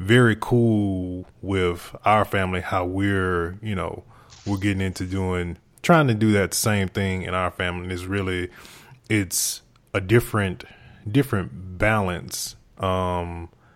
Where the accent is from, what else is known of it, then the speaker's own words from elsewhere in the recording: Mississippi, United States; moved away; I'm from Mississippi.